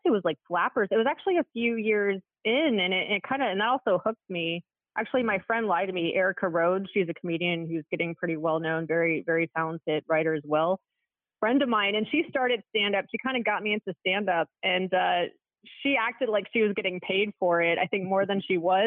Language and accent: English; Alexandria, Virginia, United States; moved away as an adult; also born or lived in Washington, D.C.; I am from the Washington, D.C. area. I was born in Alexandria, Virginia, which is just outside of D.C. And it was a great place to grow up. And I lived there for like 20 years